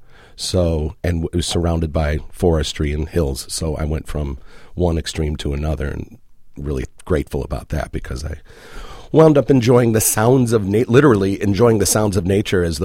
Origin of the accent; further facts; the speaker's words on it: Chicago, Illinois, United States; moved away; I was born and lived in Chicago, in the south side of Chicago